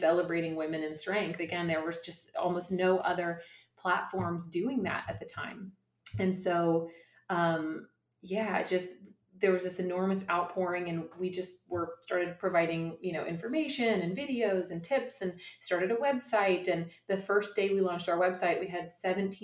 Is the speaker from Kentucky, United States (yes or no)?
yes; Kentucky, United States; we're from Kentucky.